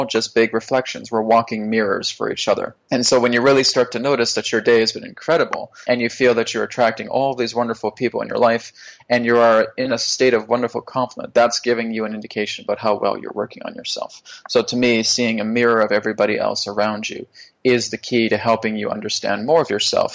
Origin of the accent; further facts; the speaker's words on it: Vancouver, British Columbia, Canada; I'm from Vancouver, so we have a lot of mountains here.